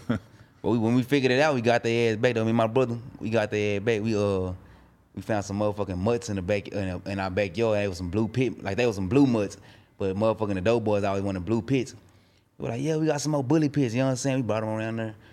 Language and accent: English; Dallas, Texas, United States; I'm from Dallas, Oak Cliff